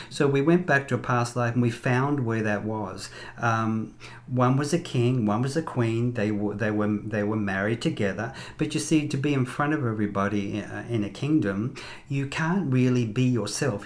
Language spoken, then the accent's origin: English; Sydney, New South Wales, Australia; moved away; also born or lived in Las Vegas / Los Angeles; I'm from Sydney, Australia uh, originally